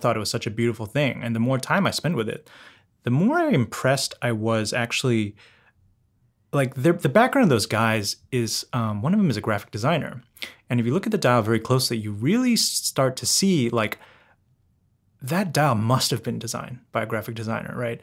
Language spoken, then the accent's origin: English; London, United Kingdom; I grew up in London